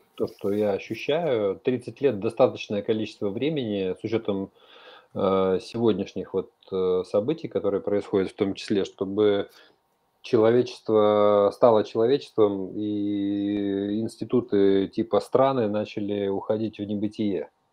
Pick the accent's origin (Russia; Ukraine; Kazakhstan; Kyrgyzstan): Kyrgyzstan; мы с тобой вместе из Средней Азии, то есть я родился в Киргизии